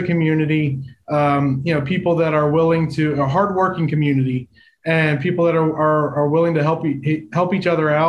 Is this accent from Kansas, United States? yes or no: no; Chester County, Pennsylvania, United States; I'm from the Chester County area as well